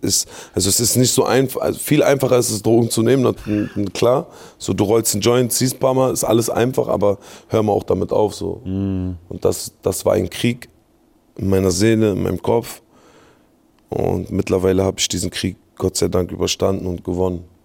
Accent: Berlin, Germany; ich bin in Lichterfelde groß geworden

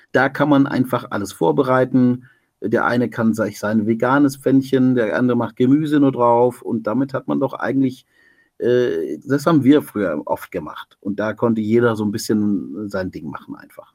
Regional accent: Stuttgart, Baden-Württemberg, Germany; Ich bin ja da in Stuttgart aufgewachsen

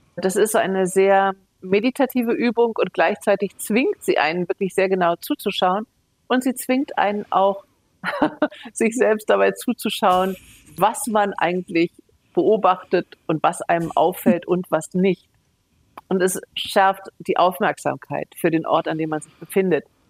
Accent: Hanover, Lower Saxony, Germany; now in Munich, Germany; Das ist auch mein Geburtsort Hannover, genauso wie Bayern, wo ich seit über 30 Jahren jetzt lebe, München

